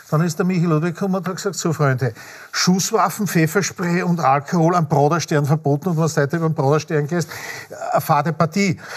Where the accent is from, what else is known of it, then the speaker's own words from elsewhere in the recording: Upper Austria, Austria; ich komme aus Oberösterreich, wie integrierst du dich am Land?